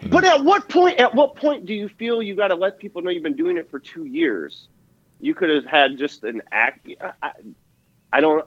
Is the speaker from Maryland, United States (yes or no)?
no; Wisconsin, United States; I'm from Wisconsin.